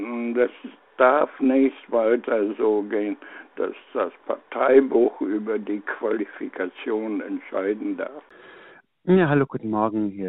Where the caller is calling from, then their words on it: Friedberg, Germany; hier ist … aus Friedberg.